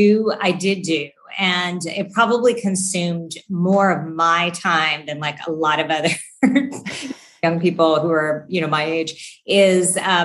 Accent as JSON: {"language": "English", "town": "Fairmont", "region": "West Virginia", "country": "United States", "tie": "born or raised there", "also_born_or_lived": "Charlotte", "said": "So I grew up in a little town called Fairmont, which I, until I lived in Charlotte, was the place where I lived the longest. I did all of my schooling there."}